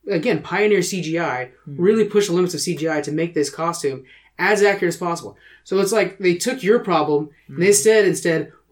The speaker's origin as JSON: {"language": "English", "country": "United Kingdom", "said": "well, I'm British."}